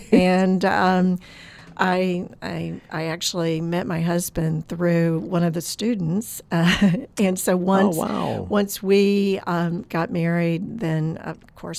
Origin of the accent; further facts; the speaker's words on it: Oklahoma, United States; now in Florida, United States; No, I am not from Florida, although I've lived here for a long time now. I grew up on an Oklahoma farm.